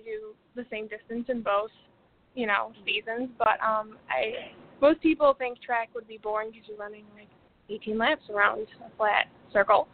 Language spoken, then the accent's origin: English; Orchard Park, New York, United States; I'm from Orchard Park, New York, which is right outside of Boston